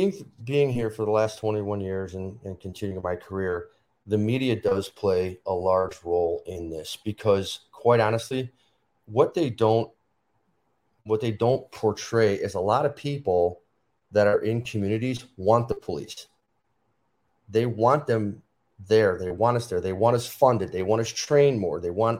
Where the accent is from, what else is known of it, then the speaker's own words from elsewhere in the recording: Chicago, Illinois, United States; So, you know, I grew up in Chicago, went to school, got my master's, and ever since I was young, I always wanted to be a policeman.